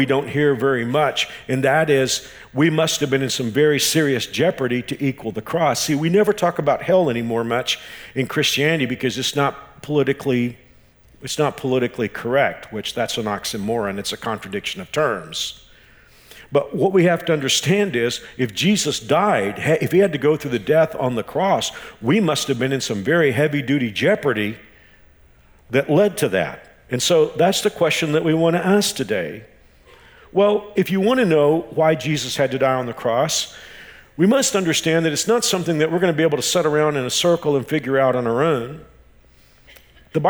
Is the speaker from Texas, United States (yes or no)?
yes; Texas, United States; now in Wichita, United States; I'm from Texas.